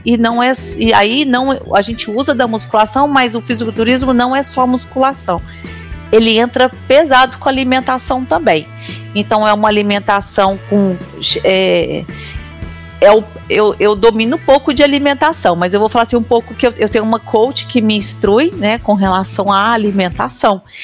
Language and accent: Portuguese; Uberlândia, Minas Gerais, Brazil; eu sou daqui de, da cidade de Uberlândia